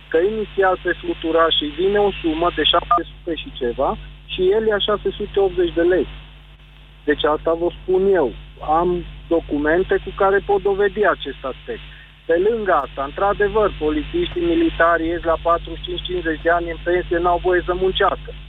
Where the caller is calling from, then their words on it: Sibiu, Sibiu County, Romania; Bună ziua, Gabriel, sunt de la Sibiu